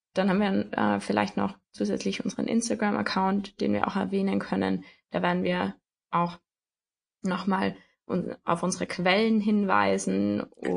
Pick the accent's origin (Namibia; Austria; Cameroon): Austria; Tyrol; moved away as an adult; now in Germany; ich komme ursprünglich aus Tirol, also ursprünglich aus Österreich auch, wohne aber jetzt in Deutschland